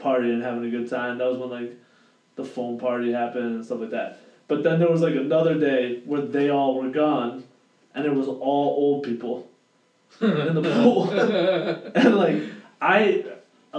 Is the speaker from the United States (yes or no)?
yes; Boston, Massachusetts, United States; where are you from? And I'm like, yeah, Boston